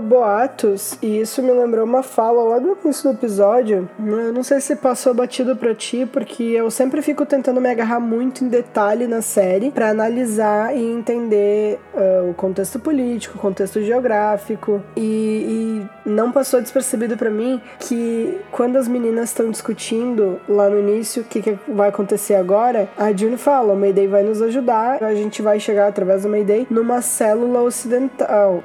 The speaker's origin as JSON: {"language": "Portuguese", "country": "Brazil", "said": "nós somos brasileiros"}